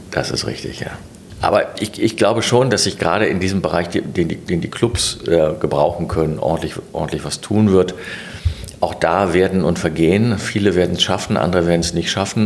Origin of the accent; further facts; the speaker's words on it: Gummersbach, North Rhine-Westphalia, Germany; now in Berlin, Germany; in Gummersbach, das ist der Ort, wo ich herkomme